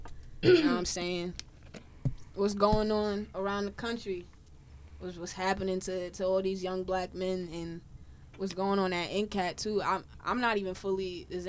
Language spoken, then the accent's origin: English; New York City, New York, United States; I'm from Harlem. I don't know how that really helps you to know me, but, you know, I'm from around the way, from the block, Lenox Ave, Uptown, on 43rd.